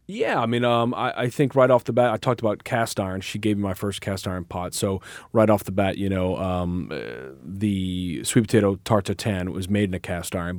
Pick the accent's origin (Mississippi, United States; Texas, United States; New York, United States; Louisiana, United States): Louisiana, United States; New Orleans; I grew up in New Orleans with a company called Hubigs Pies